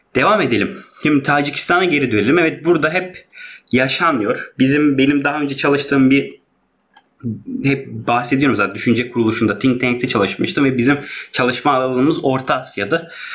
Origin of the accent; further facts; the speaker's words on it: Hatay, Turkey; biz çok ya Hataylı olduğumuz